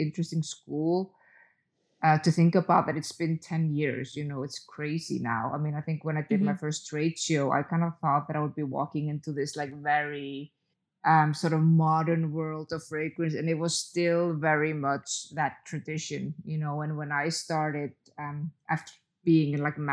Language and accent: English; Reykjavik, Capital Region, Iceland; I did actually live close to the sea when I grew up in Reykjavik